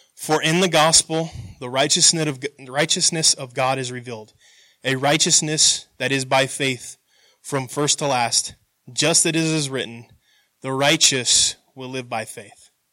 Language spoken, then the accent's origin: English; United States; growing up in America, we're taught to be proud of your country